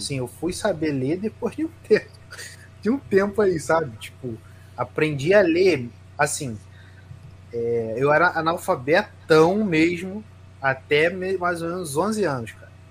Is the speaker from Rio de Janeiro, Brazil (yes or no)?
yes; Rio de Janeiro, Brazil; eu sou do Rio de Janeiro.